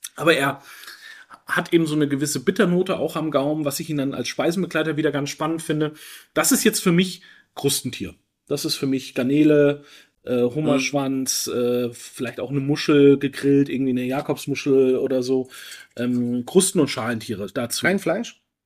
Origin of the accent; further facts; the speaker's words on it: Franconia, Bavaria, Germany; bei uns in Franken